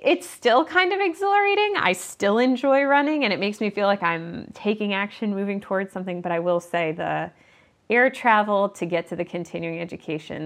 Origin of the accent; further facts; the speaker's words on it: Midwest, United States; I'm from the Midwest